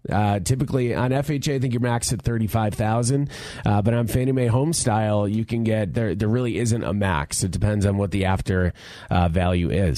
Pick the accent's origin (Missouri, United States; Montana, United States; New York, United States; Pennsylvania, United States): New York, United States; moved away as an adult; now in Colorado, United States; I'm from New York, so uh, but I've been out here for 18 years now.